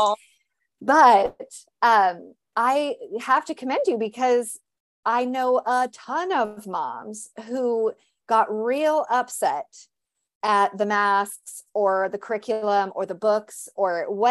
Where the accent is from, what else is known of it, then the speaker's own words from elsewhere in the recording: California, United States; now in Tennessee, United States; I'm from California, you know, so I get that.